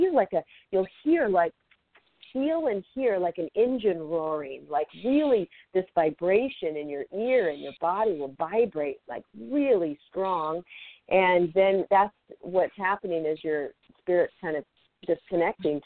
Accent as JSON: {"language": "English", "town": "Seattle", "region": "Washington", "country": "United States", "tie": "born or raised there", "also_born_or_lived": "Tacoma, Washington", "moved": "yes", "lives_now": "Los Angeles, United States", "said": "I grew up in Seattle, Washington"}